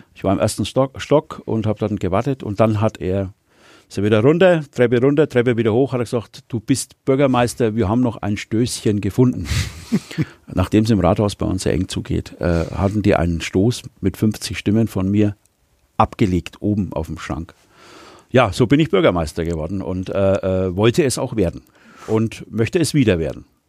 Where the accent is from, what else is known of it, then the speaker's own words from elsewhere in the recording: Wilhelmsdorf, Baden-Württemberg, Germany; Wilhelmsdorf hat eine besondere Bedeutung für mich, weil ich äh, dort in der Hauptstraße 64 geboren bin. Deswegen ist es meine Heimat. Ähm, bin ich aufgewachsen